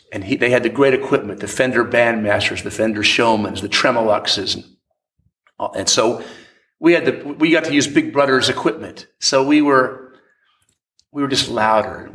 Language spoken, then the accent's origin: English; Williamsburg, Virginia, United States; I grew up in Williamsburg, Virginia